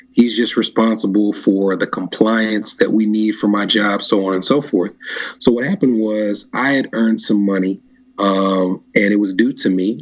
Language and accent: English; Nashville, Tennessee, United States; I grew up in Nashville